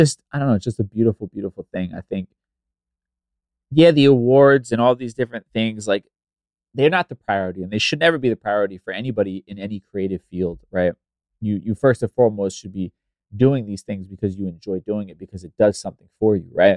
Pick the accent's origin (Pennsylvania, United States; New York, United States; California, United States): New York, United States; New York City; I grew up listening to in New York City radio